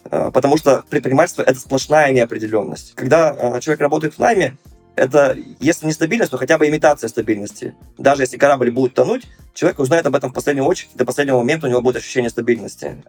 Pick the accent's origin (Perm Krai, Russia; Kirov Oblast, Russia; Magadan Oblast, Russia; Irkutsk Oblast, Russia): Perm Krai, Russia; Perm; also born or lived in Moscow; у себя в родном городе Пермь, э, вернувшись после Москвы